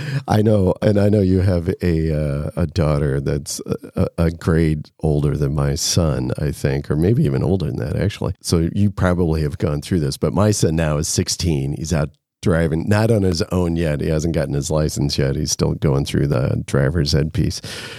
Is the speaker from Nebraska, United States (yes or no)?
yes; Nebraska, United States; growing up on a farm as well, I grew up in Nebraska on a farm.